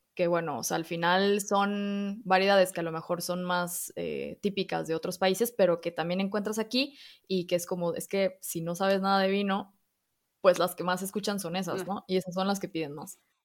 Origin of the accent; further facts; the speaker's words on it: Mexico; accent: Mexican; moved away as an adult; also born or lived in Spain; mexicana, como quizá ya podrán escuchar el acento.